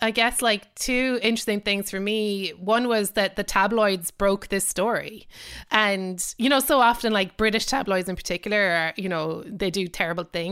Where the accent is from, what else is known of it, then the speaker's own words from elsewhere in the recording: Ireland; as an Irish person